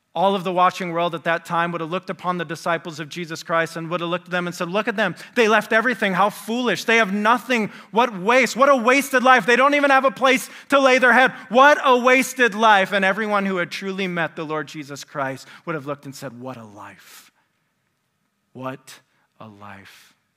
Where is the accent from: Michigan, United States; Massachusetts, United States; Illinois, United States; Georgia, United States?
Michigan, United States; West; moved away as an adult; also born or lived in Indiana; I grew up in West Michigan.